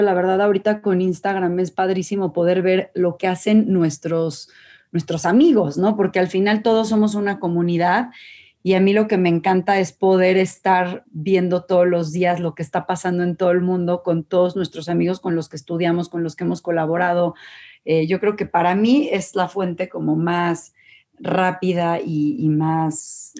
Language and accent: Spanish; Mexico